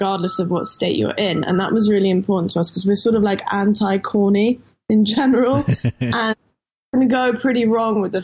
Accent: London, United Kingdom; I'm from Camden in London.

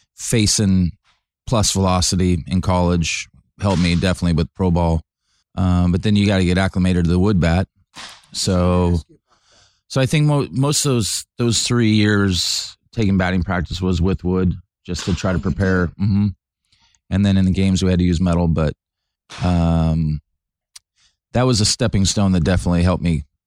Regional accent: California, United States; Growing up in California, and we'd go to all A's games and Giants games

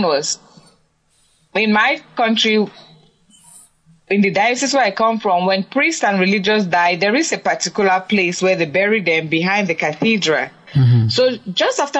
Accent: Cameroon; moved away; I'm from Cameroon in Africa.

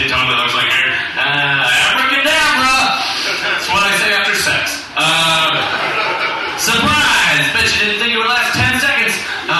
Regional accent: the South, United States; now in South Korea; I'm from the South, and every Jinjilbong I go to, Jinjilbong my balls.

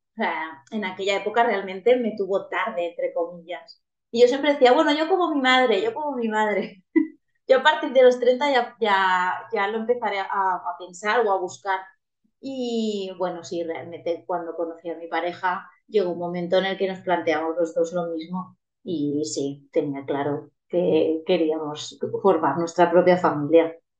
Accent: Valencian Community, Spain; soy una chica valenciana, muy valenciana.

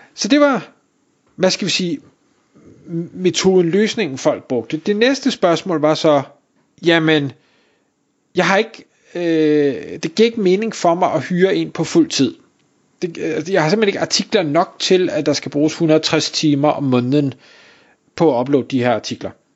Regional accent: Denmark

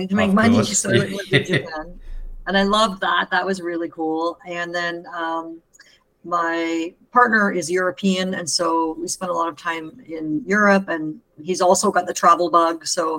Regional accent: Canada; also born or lived in Vancouver / Puerto Vallarta, Mexico; I'm a Canadian that works mostly with Americans, and I'm in Mexico.

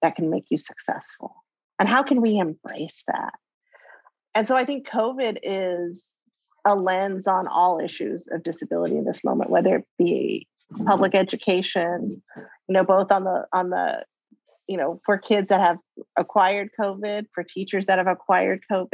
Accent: Bay Area, California, United States; growing up in the Bay Area in the 80s, late 70s, early 80s

